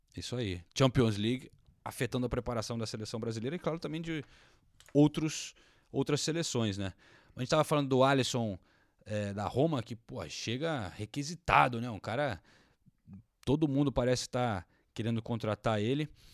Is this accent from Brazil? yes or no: no; England, United Kingdom; Eu sou inglês